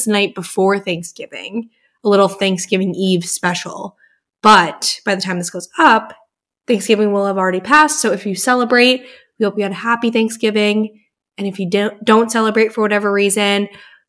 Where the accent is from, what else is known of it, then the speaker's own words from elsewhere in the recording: New Hampshire, United States; also born or lived in Massachusetts; we grew up in New Hampshire and went to college in Massachusetts